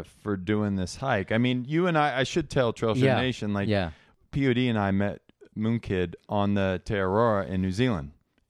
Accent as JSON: {"language": "English", "town": "Gaffney", "region": "South Carolina", "country": "United States", "tie": "born or raised there", "said": "my hometown of Gaffney, South Carolina."}